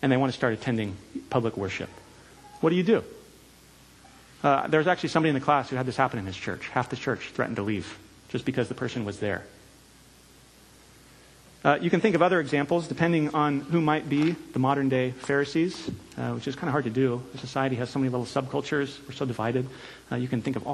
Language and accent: English; California, United States; moved away; I'm from California